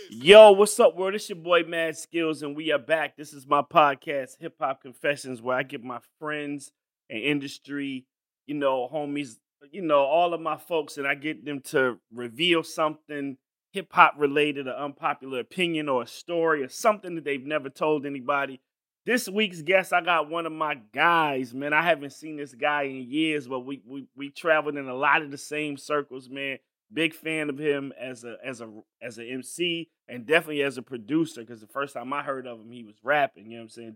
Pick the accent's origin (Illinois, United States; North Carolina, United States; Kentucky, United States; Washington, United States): North Carolina, United States; I grew up in North Carolina